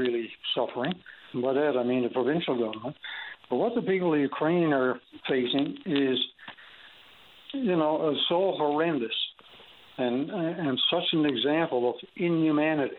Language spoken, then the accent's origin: English; Canada; I'm a Canadian